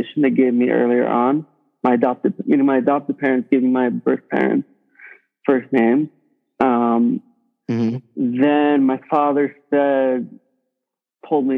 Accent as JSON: {"language": "English", "town": "New York City", "region": "New York", "country": "United States", "tie": "born or raised there", "said": "I grew up in Brooklyn"}